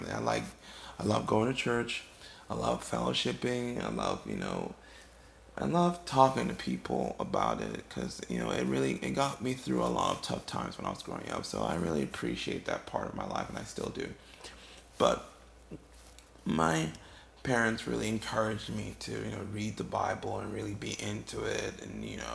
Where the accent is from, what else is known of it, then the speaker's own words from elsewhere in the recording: Ghana; now in United States; I'm originally from West Africa, Ghana. I was born and raised there. I lived there you know, most of my life before I moved here to the States.